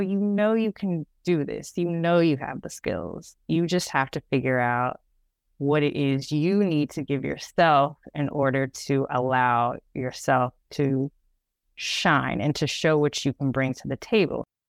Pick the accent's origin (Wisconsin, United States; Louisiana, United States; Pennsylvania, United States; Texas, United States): Texas, United States; Dallas; growing up in Dallas